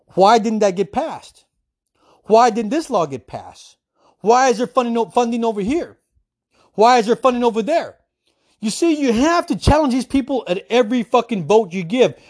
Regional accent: United States; as an American citizen

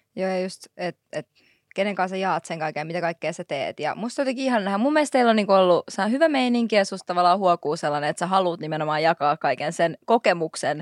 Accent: Helsinki, Uusimaa, Finland; Mä oon Marjaniemestä

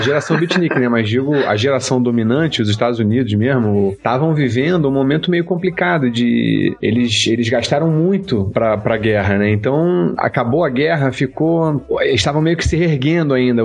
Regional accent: Petrópolis, Rio de Janeiro, Brazil; sou de Petrópolis, que é uma cidade pequena

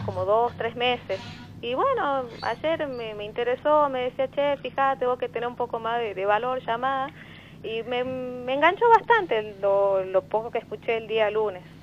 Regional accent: Jujuy, Argentina; now in Tucumán, Argentina; Yo soy de Jujuy. Soy de Jujuy, vivo en Tucumán

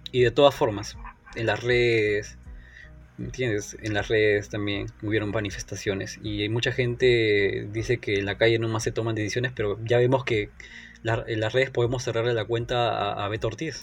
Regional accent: Peru; en mi país

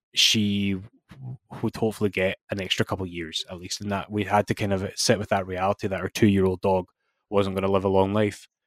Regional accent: Scotland, United Kingdom; as Scottish fans

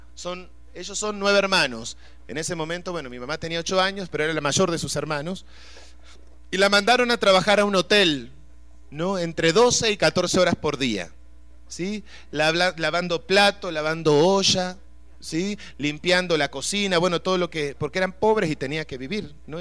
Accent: Uruguay; yo soy de Uruguay, nosotros estamos rodeados de agua

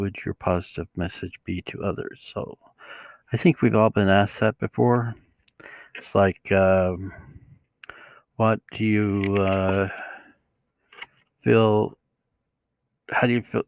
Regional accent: Utah, United States; I'm from Utah

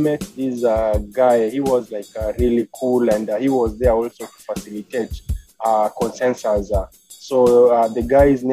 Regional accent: Kenya; moved away as an adult; now in California, United States; I'm originally from Africa, Kenya.

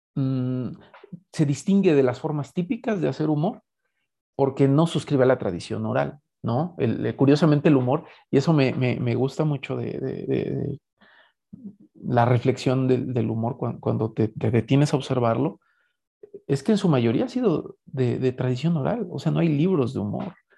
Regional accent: Mexico; como mexicanos

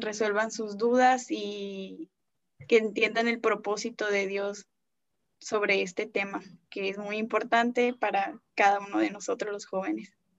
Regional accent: González, Tamaulipas, Mexico; soy de González, Tamaulipas

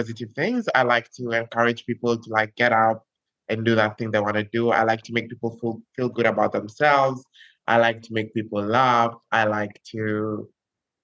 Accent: Kenya; now in Barbalha, Brazil; I'm Kenyan. I'm currently in Brazil, in the northeastern part of Brazil

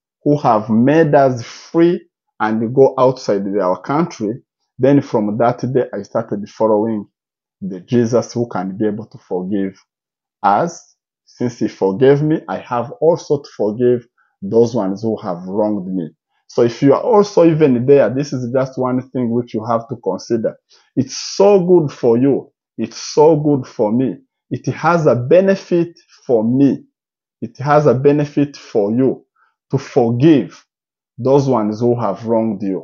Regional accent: DR Congo; also born or lived in Uganda; now in Canada; my great-grandfather was born in Congo, in the same land which they are saying that we are not a true Congolese

